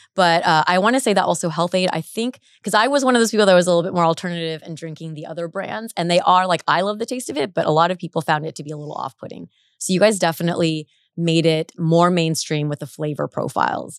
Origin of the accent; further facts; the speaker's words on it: Orange County, California, United States; I grew up in Orange County